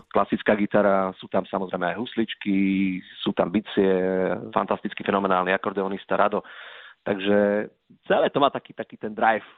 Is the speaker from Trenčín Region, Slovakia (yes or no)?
no; Krásna Lúka, Prešov Region, Slovakia; now in Košice, Slovakia; obidva ale pochádzame z okresu Saminov, smerom na Starú Ľubovňu, manželka je z mestečka Lipany, ja som rodákom z Krásnej Lúky